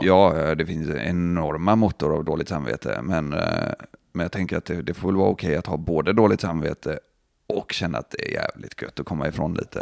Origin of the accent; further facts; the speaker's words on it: Gothenburg, Västra Götaland, Sweden; vi från Göteborg